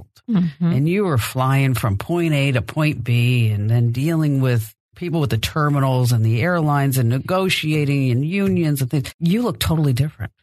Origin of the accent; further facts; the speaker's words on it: New Jersey, United States; I'm really from New Jersey